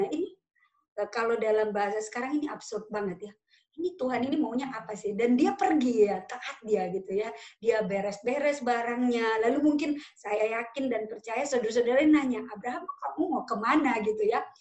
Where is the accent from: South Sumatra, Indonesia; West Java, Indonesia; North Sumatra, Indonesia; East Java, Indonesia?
North Sumatra, Indonesia; Pematangsiantar; now in Bali, Indonesia; Sumatera atau di Siantar gitu karena saya berasal dari Siantar a bit different ya, sangat berbeda. Atau misalkan di Bali lah, saya sekarang lagi di Bali, beda, cara hidupnya berbeda.